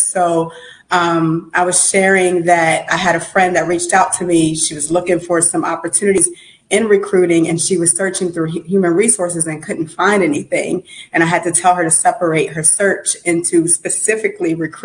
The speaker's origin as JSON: {"language": "English", "town": "Uniontown", "region": "Pennsylvania", "country": "United States", "tie": "born or raised there", "also_born_or_lived": "Brooklyn, New York / Jersey City, New Jersey", "moved": "as an adult", "lives_now": "Atlanta, United States", "said": "So I was born in Brooklyn, New York, grew up outside of Pittsburgh, Pennsylvania, in a little town called Uniontown"}